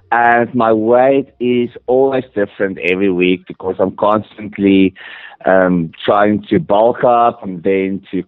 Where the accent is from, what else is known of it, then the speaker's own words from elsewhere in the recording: South Africa; also born or lived in Johannesburg, South Africa; I actually grew up in a small, small desert town in the middle of nowhere in Africa